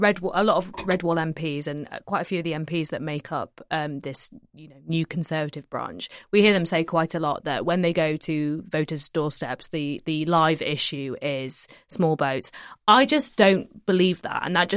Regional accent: Yorkshire and the Humber, United Kingdom; I mean, I'm from West Yorkshire, but my dad lives in Sheffield

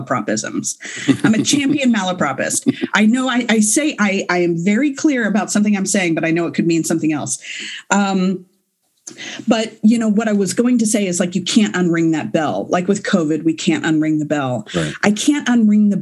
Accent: Galveston or Spring, Texas, United States; growing up in Galveston or Spring

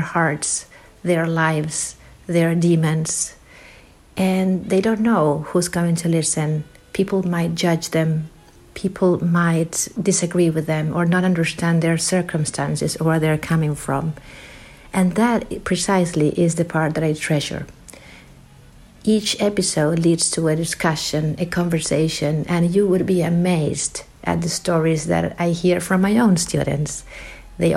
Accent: Argentina; moved away as an adult; also born or lived in Virginia, United States; I am originally from Argentina

